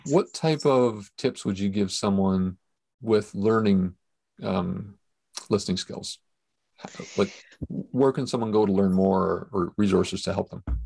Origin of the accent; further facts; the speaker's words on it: Canada; as a Canadian, apparently I say about differently than other people